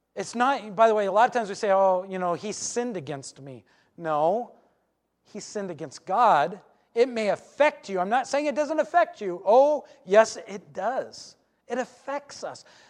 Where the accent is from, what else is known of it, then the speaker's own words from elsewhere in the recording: Alaska, United States; I grew up in Alaska